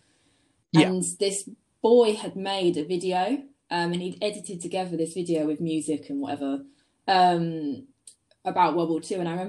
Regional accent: Sussex, South East England, United Kingdom; I'm 20, and I'm a photographer from Sussex

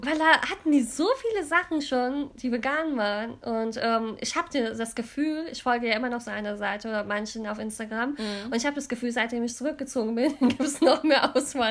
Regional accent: Cologne, North Rhine-Westphalia, Germany; also born or lived in London; ich bin ja hier in Deutschland geboren und auch hier in der Gegend in Köln

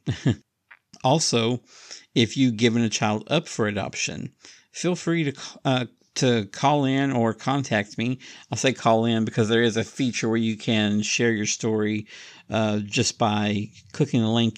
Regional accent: Oklahoma, United States; also born or lived in Alabama; now in Tijuana, Mexico; I moved away from Oklahoma many years ago, I think nineteen ninety-two

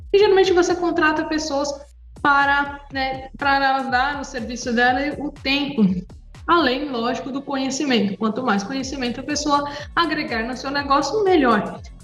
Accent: Praia Grande, São Paulo, Brazil; eu sou aqui, de, aqui da Praia Grande, São Paulo

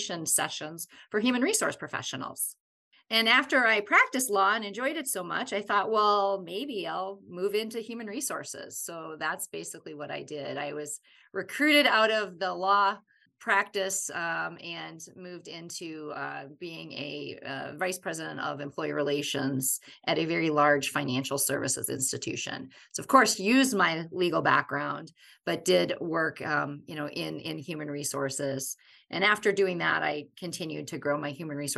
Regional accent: Wisconsin, United States; I'm from Wisconsin, and I was a student at the University

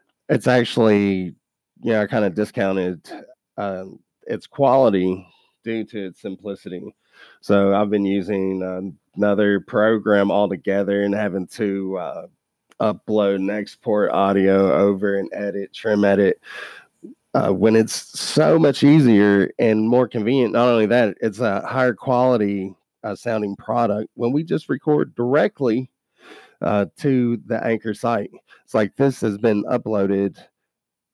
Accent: Kentucky, United States; we're from Kentucky now

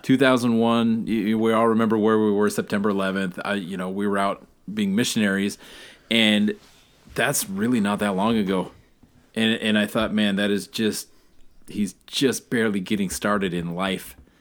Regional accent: Alaska, United States; I'm from Alaska

